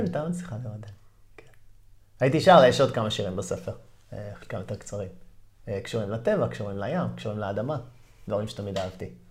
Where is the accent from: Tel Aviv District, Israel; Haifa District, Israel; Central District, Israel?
Haifa District, Israel; Haifa; moved away as an adult; also born or lived in New York, United States; נולדתי פה וגדלתי פה בחיפה